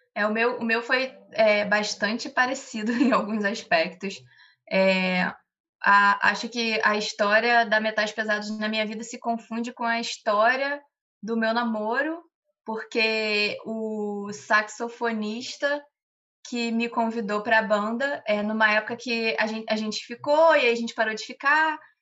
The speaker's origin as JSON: {"language": "Portuguese", "town": "Bom Jardim", "country": "Brazil", "moved": "yes", "lives_now": "Rio de Janeiro, Brazil", "said": "o carnaval na minha cidade, que é Bom Jardim"}